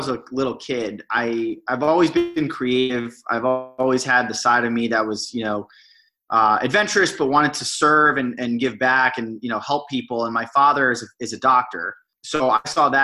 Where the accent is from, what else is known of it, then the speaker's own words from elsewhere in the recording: Miami, Florida, United States; moved away as an adult; also born or lived in Boston; born and raised in Miami, Florida, and went to school or college up in Boston at Brandeis University